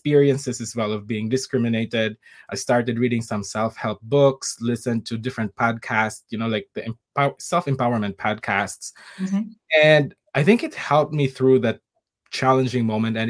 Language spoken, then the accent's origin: English; Philippines; moved away as an adult; also born or lived in Middle East; now in United States; this is coming from a background in the Philippines